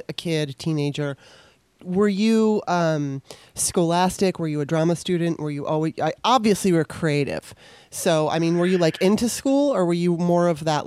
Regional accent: California, United States; also born or lived in Maryland; I was born in Maryland. And then I moved to Southern California when I was 9 in 1977.

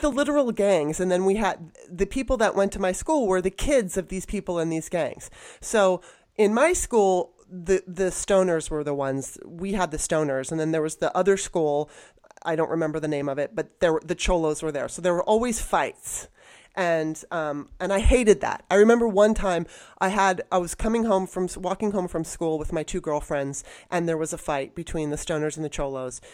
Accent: Los Angeles, California, United States; moved away; also born or lived in Baltimore; growing up in Los Angeles, I, and even in Baltimore when I was young

